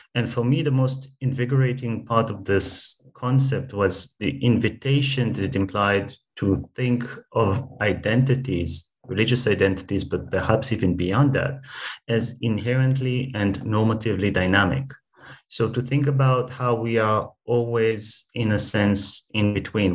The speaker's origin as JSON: {"language": "English", "country": "Israel", "tie": "born or raised there", "said": "my personal background uh, is that I grew up in Israel"}